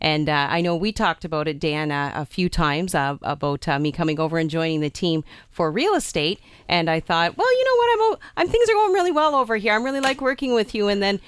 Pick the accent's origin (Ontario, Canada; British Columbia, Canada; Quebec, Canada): Ontario, Canada; Amherstburg; I too am from the community, and I grew up in Amherstburg.